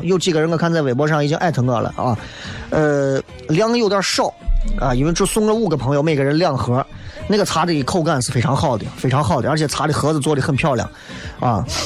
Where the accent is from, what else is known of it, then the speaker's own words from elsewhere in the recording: China; 我们中国人都怕冷